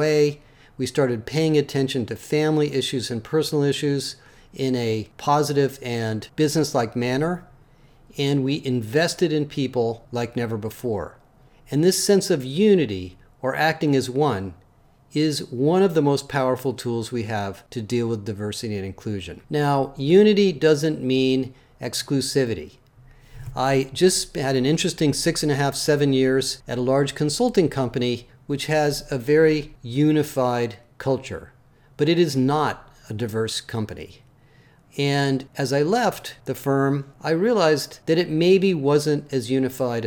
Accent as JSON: {"language": "English", "town": "Berkeley", "region": "California", "country": "United States", "tie": "born or raised there", "also_born_or_lived": "Oakland, California / Richmond, California", "said": "I grew up in Berkeley"}